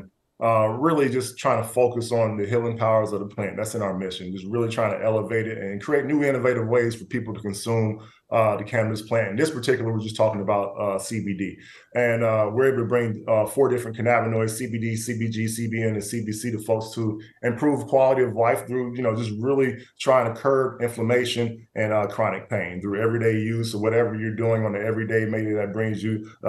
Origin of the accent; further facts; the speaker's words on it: the Bible Belt, the South, United States; I grew up in the Bible Belt down south